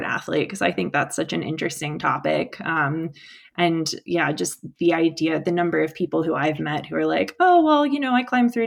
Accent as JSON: {"language": "English", "region": "Virginia", "country": "United States", "tie": "born or raised there", "also_born_or_lived": "Colorado", "moved": "yes", "said": "I grew up in the Appalachians in a hiking family"}